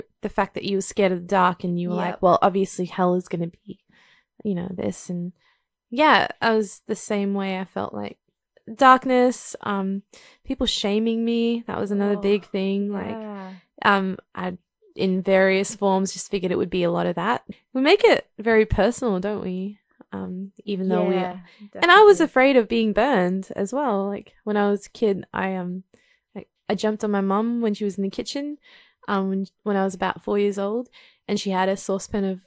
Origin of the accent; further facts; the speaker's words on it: India; growing up in India